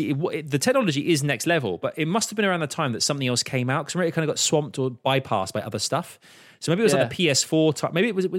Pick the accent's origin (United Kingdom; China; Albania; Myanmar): United Kingdom; London; I'm a Londoner.